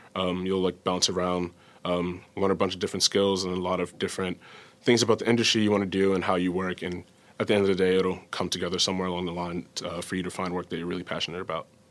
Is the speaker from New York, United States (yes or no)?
yes; New York City, New York, United States; moved away; I'm from New York City